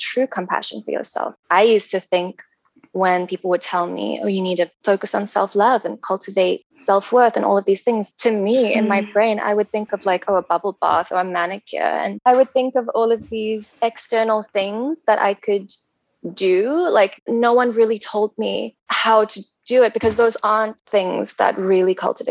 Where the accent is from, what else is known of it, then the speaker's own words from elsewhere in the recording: South Africa; now in Vancouver, Canada; I live in Vancouver. I'm South African.